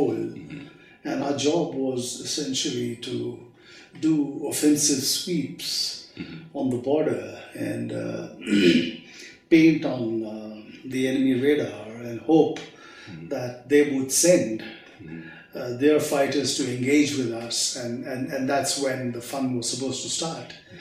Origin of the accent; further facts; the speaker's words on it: Hyderabad, Telangana, India; also born or lived in Patiala, Punjab, India; I was raised in Hyderabad, although I was born in Patiala.